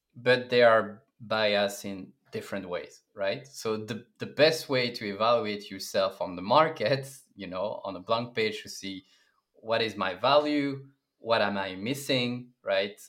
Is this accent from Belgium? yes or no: yes; Brussels, Brussels-Capital Region, Belgium; moved away as an adult; also born or lived in Berlin, Germany; I come from Belgium, Brussels, and four years ago, I decided to join a tech company, apply all around the world, and Uh, Berlin was a good destination